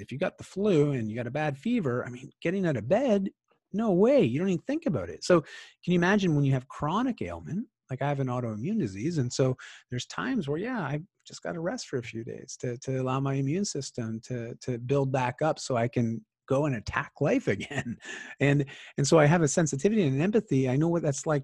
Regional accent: Bowmanville, Ontario, Canada; moved away as an adult; now in Vancouver, Canada; I grew up in Ontario in a small town called Bowmanville

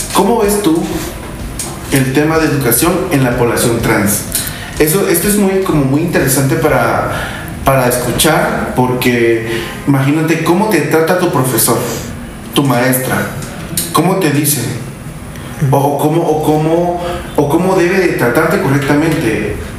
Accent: Guatemala; como guatemaltecos, como hispanohablantes

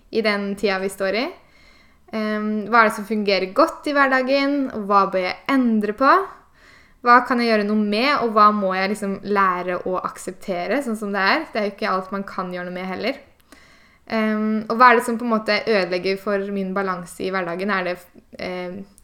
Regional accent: Eastern Norway, Norway; now in Bergen, Norway; jeg, som dere hører, så er jeg østlending som har havna på Vestlandet

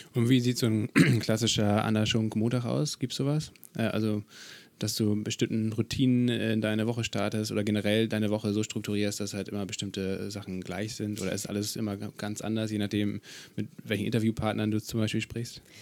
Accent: Kiel, Schleswig-Holstein, Germany; Ich komme ja aus Kiel

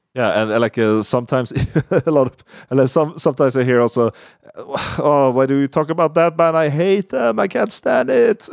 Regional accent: Sweden; English is a second language; we're, we're from Sweden

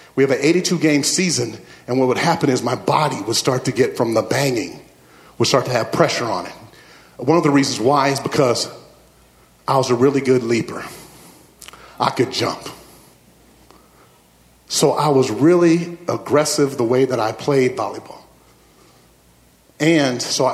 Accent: Midwest, United States; I grew up in the Midwest, and my family, we played sports.

